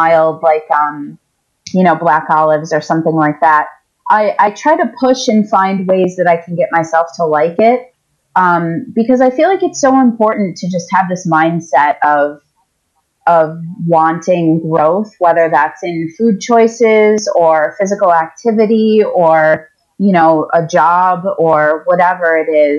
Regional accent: Eastern Seaboard, United States; also born or lived in New York City metropolitan area; there's a grocery store that is in my hometown

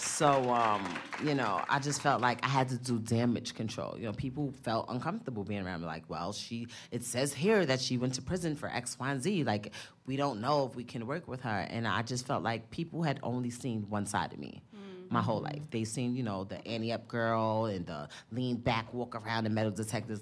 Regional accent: New York, United States; I'm from the Bronx

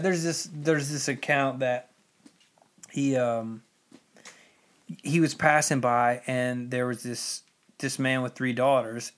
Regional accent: United States; being American

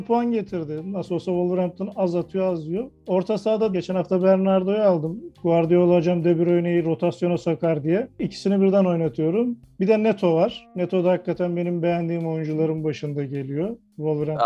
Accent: Kocaeli, Turkey; ben Kocaeli'liyim

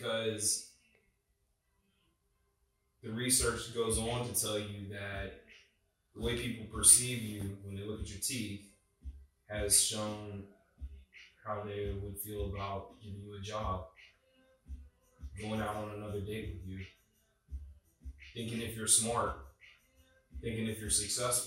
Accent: Wilmington, North Carolina, United States; I grew up in Wilmington, North Carolina, which is a coastal town.

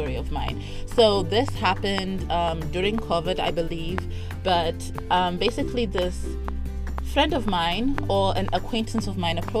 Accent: Harare, Zimbabwe; I was living in Harare. I'm from Harare

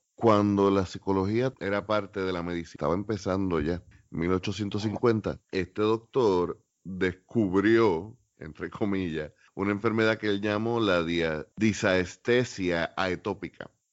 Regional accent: Puerto Rico

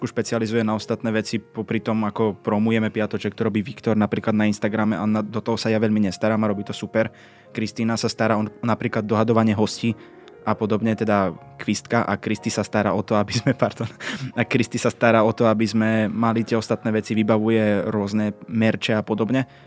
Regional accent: eastern Slovakia, Slovakia; Lebo u nás na východe sa vinčuje

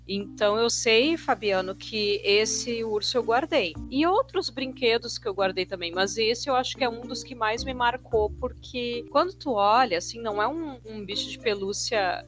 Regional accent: Gaúcha, Rio Grande do Sul, Brazil; also born or lived in Porto Alegre; eu moro em Porto Alegre, né? Eu sou gaúcha

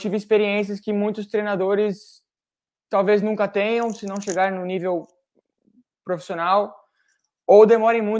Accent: Brazil; Eu, é, eu vivi muito a escola brasileira, porque por causa do meu pai, porque eu sou brasileiro.

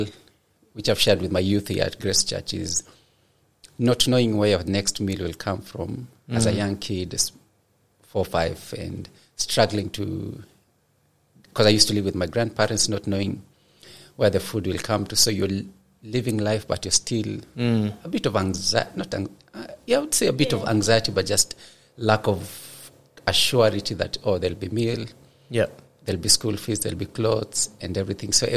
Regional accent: Kenya; moved away as an adult; also born or lived in Liberia; now in Nelson, New Zealand; growing up in Kenya, where from the youngest to the most, to the oldest, everyone dances

